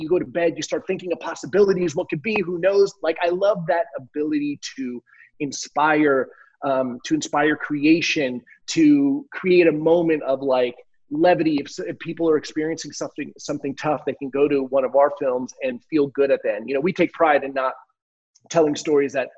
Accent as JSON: {"language": "English", "region": "New Jersey", "country": "United States", "tie": "born or raised there", "also_born_or_lived": "Miami", "moved": "yes", "said": "I grew up in Jersey. I'm a, you know, a Northeast, a tri-state area guy"}